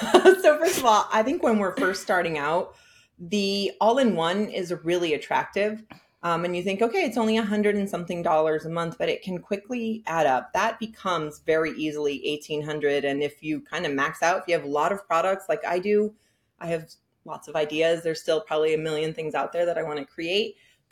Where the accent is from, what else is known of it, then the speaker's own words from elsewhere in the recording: San Francisco, California, United States; now in Hudson Valley, United States; I am originally from San Francisco, but I live in Hudson Valley now